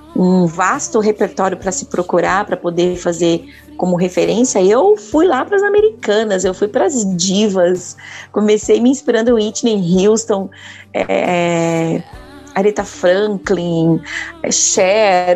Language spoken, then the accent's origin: Portuguese; Vargem Grande Paulista, São Paulo, Brazil; also born or lived in São Roque; now in Itu, Brazil; nasci em São Roque, mas fui criada na cidade de Vargem Grande Paulista